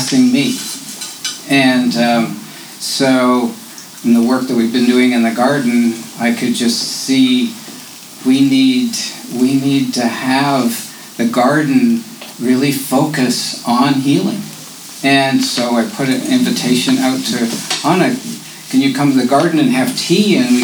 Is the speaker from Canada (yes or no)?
yes; Canada; now in United States; I grew up as a Canadian